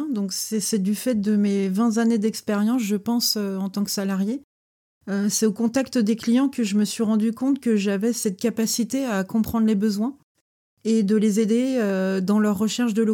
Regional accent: Beaupréau-en-Mauges, Pays de la Loire, France; born there; Je, je, suis quelqu'un de la mer même si je suis né à Beaupré-en-Mauge où il n'y a pas la mer.

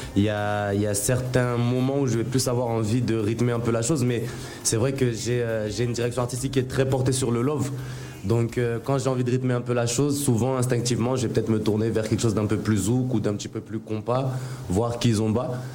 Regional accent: Mayotte; moved away as an adult; also born or lived in Strasbourg / Nancy; now in Abidjan, Côte d'Ivoire; je suis né à Strasbourg, mais du coup, je suis arrivé à, à Mayotte à, 5 ans. Je suis arrivé à Mayotte. Donc, j'ai grandi euh, à Mayotte jusqu'à avoir mon bac.

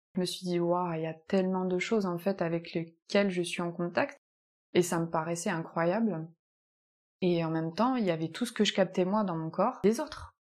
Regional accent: Picardy, Hauts-de-France, France; moved away as an adult; also born or lived in Nice / Landes; now in Capbreton, France; je suis de Picardie, du Nord

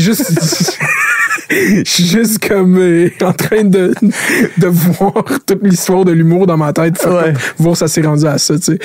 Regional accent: Laval, Quebec, Canada; je viens de Laval. Laval, c'est une ville d'autoroute. J'habite à côté de la quinze

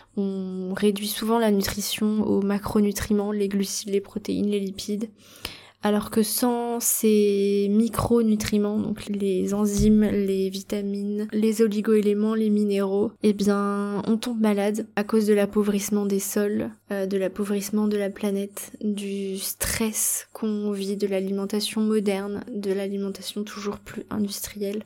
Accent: Brittany, France; now in Bali, Indonesia; en Bretagne, là où j'ai grandi

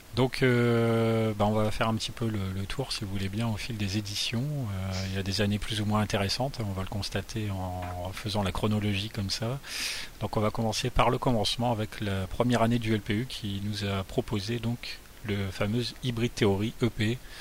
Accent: Boulogne-sur-Mer, Hauts-de-France, France; la photo du jardin des Tintelleries, un jardin proche de là où j'ai grandi.

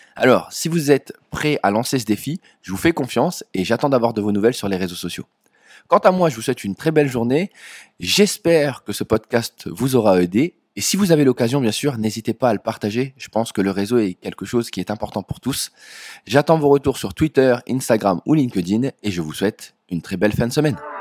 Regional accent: Dunkirk, Hauts-de-France, France; je viens de Dunkerque

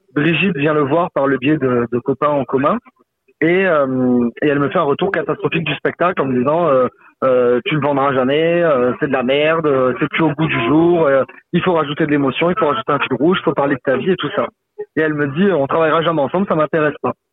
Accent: Saint-Laurent-de-la-Salanque, Occitania, France; j'ai commencé le théâtre en amateur à Saint-Laurent-de-la-Salanque, à côté de Perpignan, là où j'ai grandi

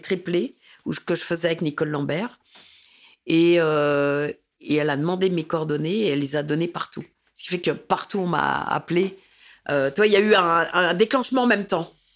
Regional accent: Paris, Île-de-France, France; also born or lived in Saint-Denis; J'ai grandi, je suis né à Paris et j'ai grandi à Paris.

